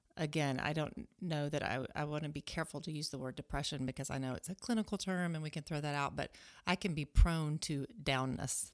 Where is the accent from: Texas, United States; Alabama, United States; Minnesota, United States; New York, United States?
Alabama, United States; moved away as an adult; now in Fremont, Nebraska, United States; I am a Southerner. I grew up in Alabama